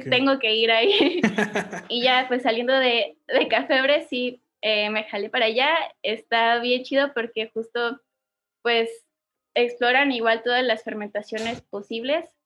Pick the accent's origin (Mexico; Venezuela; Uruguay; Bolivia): Mexico; Oaxaca; also born or lived in Mexico City; soy de la ciudad de Oaxaca. Nací, crecí aquí